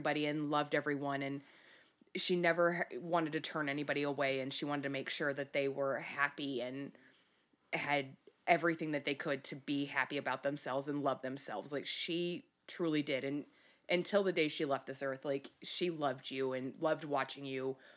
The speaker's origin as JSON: {"language": "English", "region": "Michigan", "country": "United States", "tie": "born or raised there", "said": "I grew up in Michigan"}